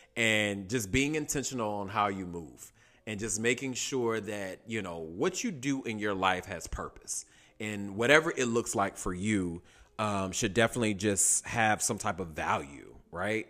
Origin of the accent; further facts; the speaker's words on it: Durham, North Carolina, United States; also born or lived in New York City / Atlanta, Georgia / Washington, D.C.; now in Los Angeles, United States; I'm originally from Durham, North Carolina, Bull City